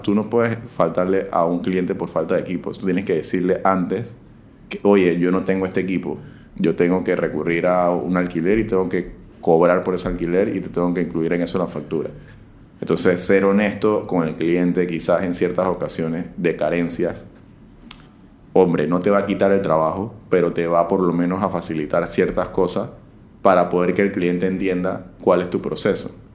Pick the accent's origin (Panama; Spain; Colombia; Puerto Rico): Panama; como ciudadano y como panameño